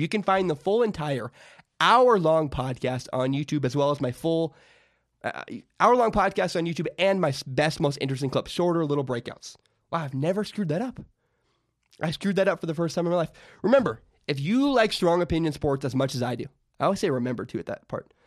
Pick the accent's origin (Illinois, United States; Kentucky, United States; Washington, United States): Washington, United States; Vancouver; also born or lived in Portland, Oregon; my hometown, Vancouver, Washington